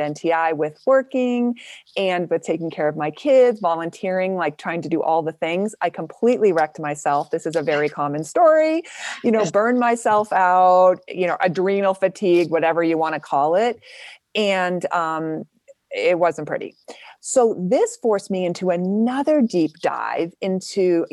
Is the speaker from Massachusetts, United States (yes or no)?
yes; Boston, Massachusetts, United States; also born or lived in New Hampshire; I'm from Boston